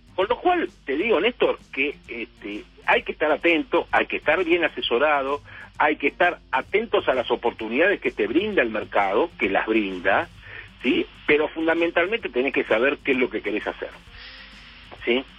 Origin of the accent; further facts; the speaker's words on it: Argentina; así como los argentinos dramatizamos todo